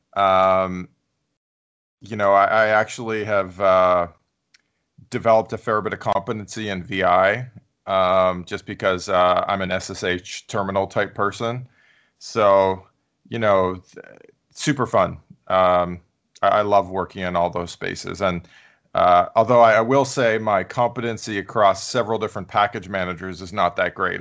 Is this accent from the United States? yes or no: no; Canada; moved away; I'm Canadian, so I went to a Canadian university